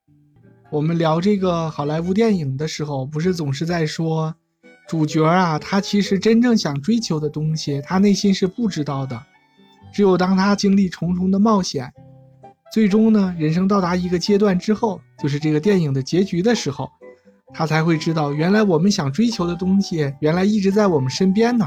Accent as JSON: {"language": "Chinese", "region": "Inner Mongolia", "country": "China", "said": "回忆我们的故乡大内蒙"}